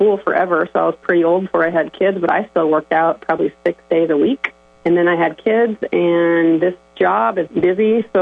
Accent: Sibley, Iowa, United States; growing up in Sibley, there's one hospital and clinic in the whole county

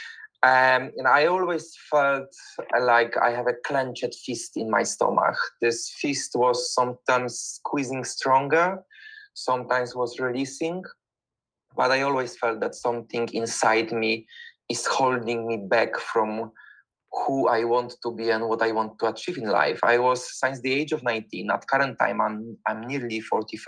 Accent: Poland; moved away as an adult; now in London, United Kingdom; I'm originally from Poland, but for the past 21 years, I was living in the United Kingdom. I'm living in the United Kingdom and in London.

